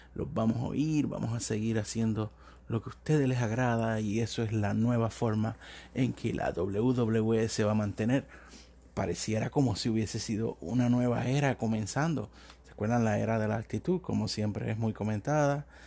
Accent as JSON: {"language": "Spanish", "country": "Puerto Rico", "tie": "born or raised there", "said": "me crecí viendo la lucha libre en Puerto Rico, soy de Puerto Rico"}